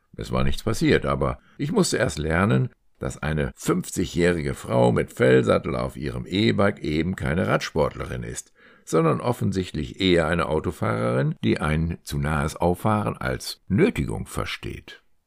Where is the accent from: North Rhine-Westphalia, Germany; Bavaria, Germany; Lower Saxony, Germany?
Lower Saxony, Germany; Meppen; also born or lived in Hannover; ich später Wochenendpendler zwischen meinem Heimatort Meppen und Hannover wurde